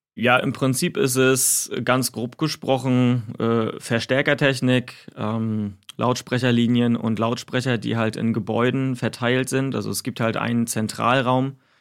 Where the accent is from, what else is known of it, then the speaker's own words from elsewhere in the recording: Güstrow, Mecklenburg-Vorpommern, Germany; moved away as an adult; also born or lived in Mannheim; bis ich dann den Weg von Baden-Württemberg zurück nach Mecklenburg-Vorpommern gemacht habe. Also das ist halt auch meine Heimat hier in Güstrow.